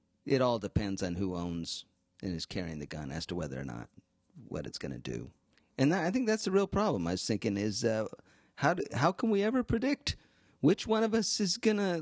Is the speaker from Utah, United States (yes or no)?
yes; Mapleton, Utah, United States; also born or lived in Springville, Utah; this is from my hometown, Springville, Utah. It's where I grew up, Mapleton, Utah, but I went to Springville High